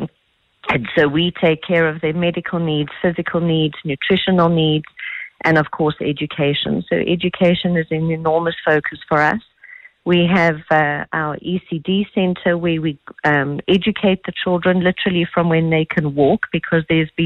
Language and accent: English; South Africa; we are South African, and South Africans being the kind of people that they are